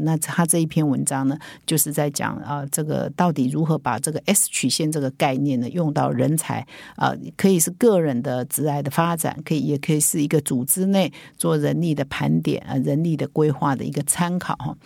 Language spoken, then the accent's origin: Chinese; Taiwan; 我们台湾人